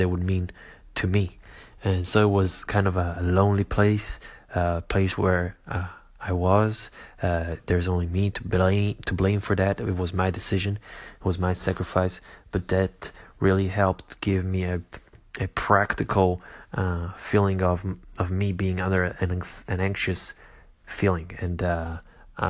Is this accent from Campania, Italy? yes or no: yes; Caserta, Campania, Italy; moved away; also born or lived in United States; I came back from America to my home country and hometown in Italy, mainly Caserta